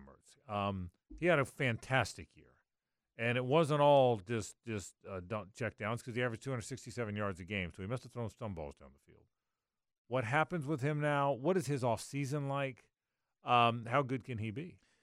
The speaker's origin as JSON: {"language": "English", "town": "Jacksonville", "region": "Florida", "country": "United States", "tie": "born or raised there", "said": "I grew up here in Jacksonville"}